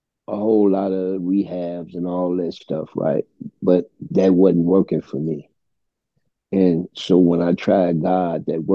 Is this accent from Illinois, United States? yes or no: yes; Chicago, Illinois, United States; I'm from Chicago Avenue and Pulaski. And that's one of the worst neighborhoods in the city of Chicago.